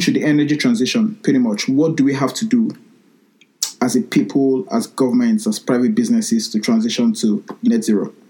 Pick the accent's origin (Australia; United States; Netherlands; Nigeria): Nigeria; now in Sheffield, United Kingdom; So I studied electronic engineering um, here at the University of Sheffield here in the UK, and I'm from Nigeria.